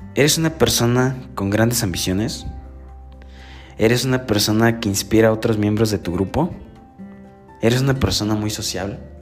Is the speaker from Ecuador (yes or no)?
no; Puebla, Mexico; Soy del estado de Puebla